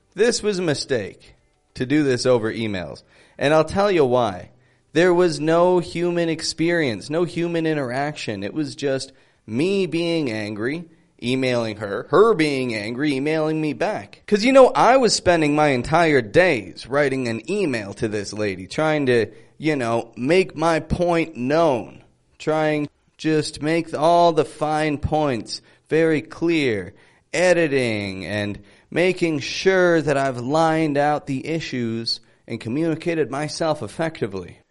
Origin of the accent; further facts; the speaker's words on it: Toronto, Ontario, Canada; I'm from Toronto.